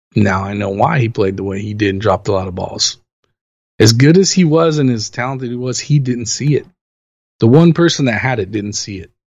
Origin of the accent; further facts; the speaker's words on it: Los Angeles, California, United States; I'm born and raised in Los Angeles. I've lived here since 1978 when I was born